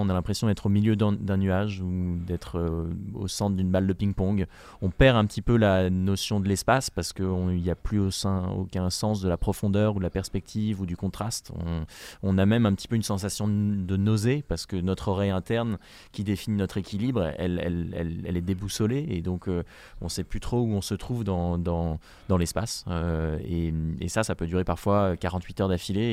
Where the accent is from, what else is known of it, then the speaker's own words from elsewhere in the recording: France; je suis le premier français